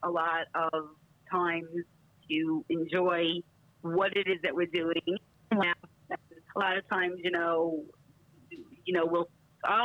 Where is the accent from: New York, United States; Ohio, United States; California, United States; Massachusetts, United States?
New York, United States; We're getting better at it because we're both from New York, and that's what we do.